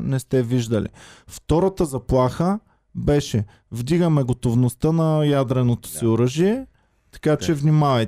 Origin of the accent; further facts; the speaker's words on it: Bulgaria; За мен като българин